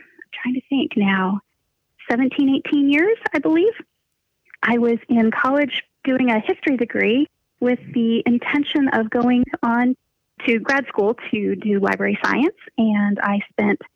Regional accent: just outside Philadelphia, southeast Pennsylvania, United States; moved away as an adult; now in southwest Missouri, United States; I was born in Pennsylvania, southeast Pennsylvania, and we moved around quite a little bit when I was really little and then settled back in the same area of Pennsylvania, just outside Philadelphia. And that's basically where I went to school. So that's kind of where I was raised

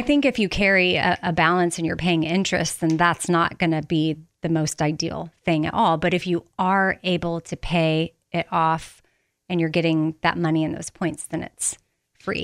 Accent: Texas, United States; growing up in Texas

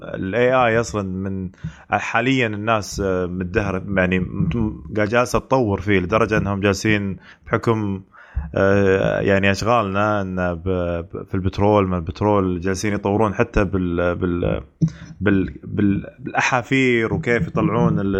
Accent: Saudi Arabia; عندنا بالسعوديه

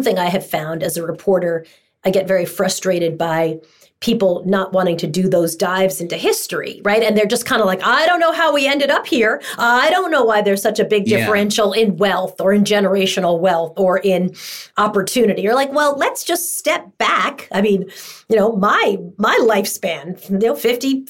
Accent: Long Island, New York, United States; I grew up in Long Island

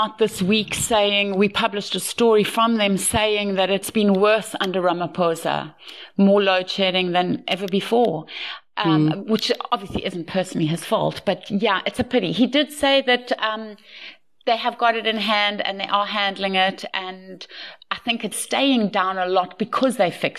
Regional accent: Australia; also born or lived in South Africa; And because of growing up in South Africa and particularly in Australia, where it is a sin to stay indoors.

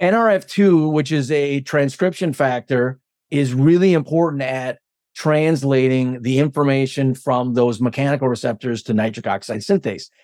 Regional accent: Stevens Point, Wisconsin, United States; I'm from Stevens Point

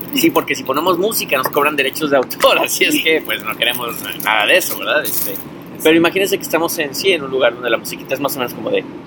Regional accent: Mexico; now in New York, United States; como buen mexicano

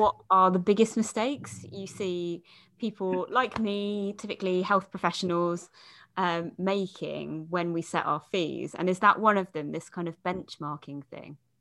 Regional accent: United Kingdom

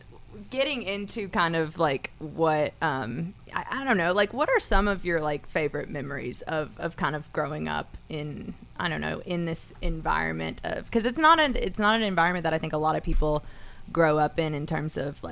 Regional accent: Chickamauga, Georgia, United States; I'm actually, my hometown is Chickamauga, Georgia. We All had right. one red light.

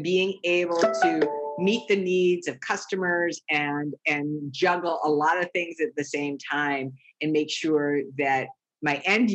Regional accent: East Coast, United States; I grew up on the East Coast

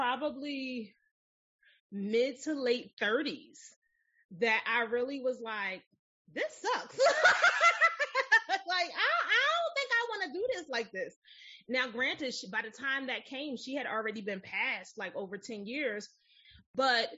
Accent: Philadelphia, Pennsylvania, United States; So I grew up in West Philly. And if you've never been to Philadelphia, it is a very urban city

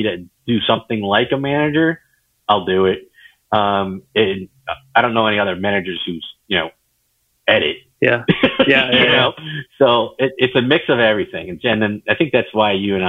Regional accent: Leominster, Massachusetts, United States; moved away as an adult; now in Los Angeles, United States; one of my best friends that I grew up with in Leominster, Massachusetts

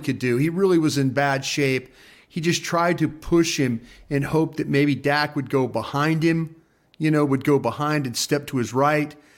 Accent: Dallas, Texas, United States; also born or lived in Philadelphia; I'm the guy from Dallas that worked for Philly

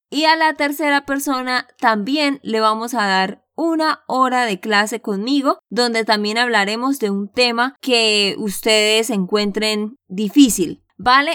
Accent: Santander, Colombia; de Santander, Colombia

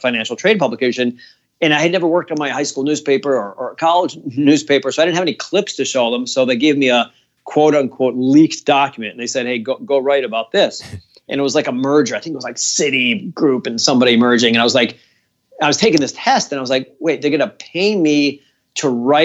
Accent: Providence, Rhode Island, United States; my hometown in Providence, Rhode Island

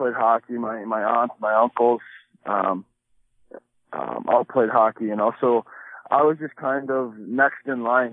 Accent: East Coast, United States; Growing up on the East Coast

